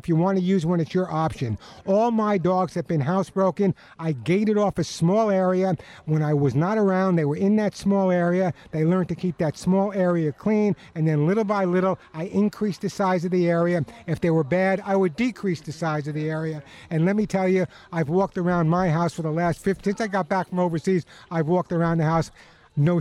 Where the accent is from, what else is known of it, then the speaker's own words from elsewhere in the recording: Long Island, New York, United States; moved away; I'm a Long Islander